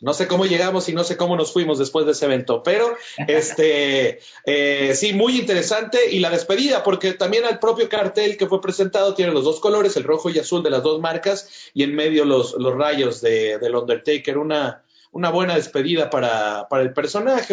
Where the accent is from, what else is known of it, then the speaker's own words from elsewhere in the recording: Mexico; muchos mexicanos nos sentíamos orgullosos